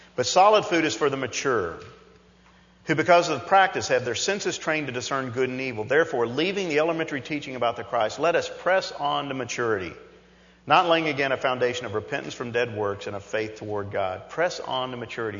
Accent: New York, United States; growing up as a kid and growing up in New York

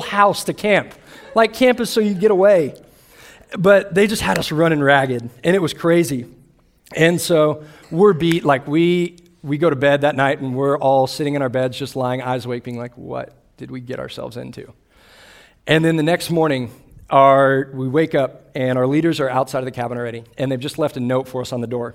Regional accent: Austin, Texas, United States; I grew up in Austin, Texas, where I grew up a Longhorn fan.

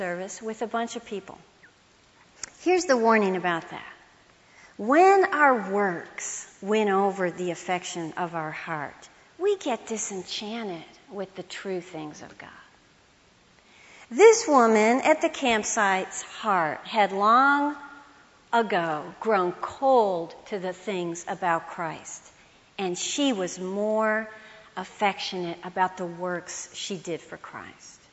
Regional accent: Illinois, United States; moved away as an adult; now in Texas, United States; I was from Illinois

